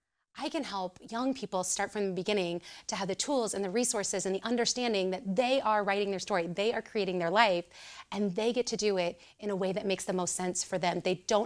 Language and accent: English; Southern Illinois, United States; moved away as an adult; now in Champaign, United States; I am originally from Southern Illinois. So I came up here. I think this is an age-old story, right? Come up here to go to the University of Illinois